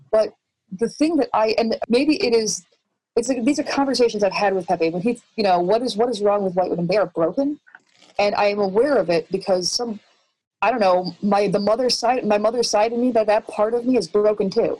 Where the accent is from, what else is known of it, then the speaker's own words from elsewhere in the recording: Chicago, Illinois, United States; now in Austin, United States; I'm from Chicago.